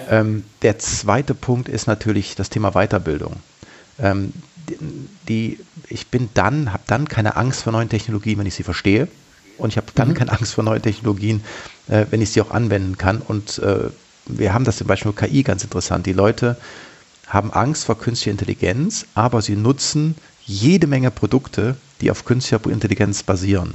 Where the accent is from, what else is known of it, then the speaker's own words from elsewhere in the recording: Germany; ich habe mich als Deutscher, als Bundesbürger